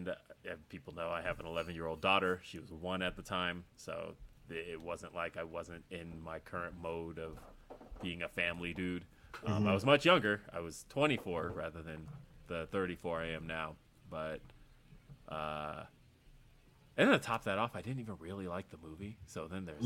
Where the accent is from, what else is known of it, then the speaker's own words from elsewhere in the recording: Aurora, Colorado, United States; here in my hometown of Aurora, Colorado, where I currently live